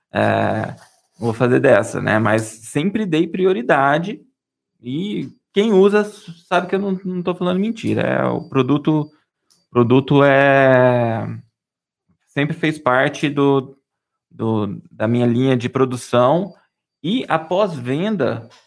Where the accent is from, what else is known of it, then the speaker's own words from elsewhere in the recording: Minas Gerais, Brazil; é, sou mineiro, né?